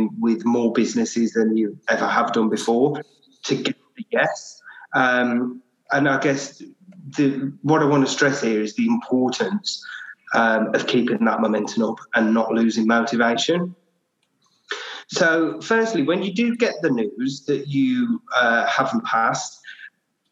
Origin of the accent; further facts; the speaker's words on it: Birmingham, West Midlands, United Kingdom; accent: Birmingham; You probably tell by my beautiful accent that I am also based in Birmingham